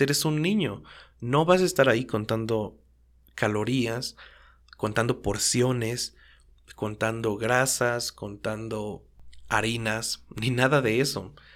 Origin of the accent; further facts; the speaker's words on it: Mexico; siendo mexicano